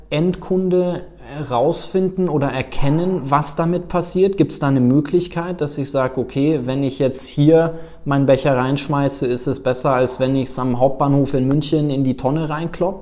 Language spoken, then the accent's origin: German; South Africa; moved away; ich bin in Afrika, in Südafrika groß geworden